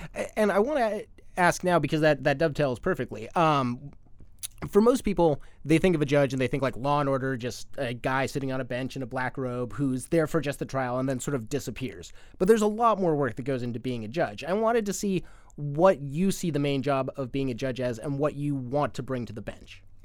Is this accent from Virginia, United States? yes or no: no; Arizona, United States; moved away; my home state of Arizona